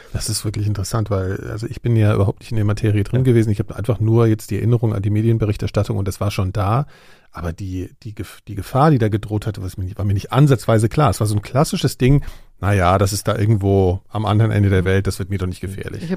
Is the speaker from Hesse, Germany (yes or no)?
yes; Frankfurt am Main, Hesse, Germany; Ich komme ja aus Frankfurt am Main